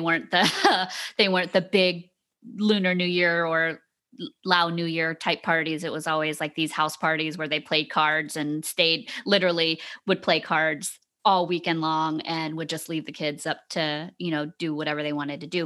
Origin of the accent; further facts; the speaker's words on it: Savannah, Georgia, United States; growing up in Savannah, Georgia